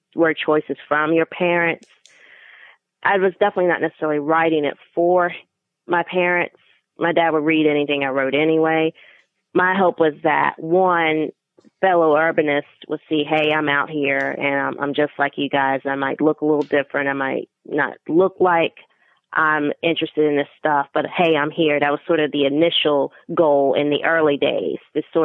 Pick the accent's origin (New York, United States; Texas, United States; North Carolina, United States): North Carolina, United States; being African American, being North Carolinian